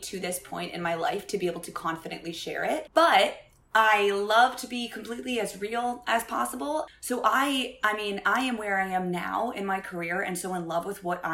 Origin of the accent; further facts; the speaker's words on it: Fairfax, Virginia, United States; moved away as an adult; also born or lived in Baltimore, Maryland; now in New York, United States; grew up in Fairfax, Northern Virginia.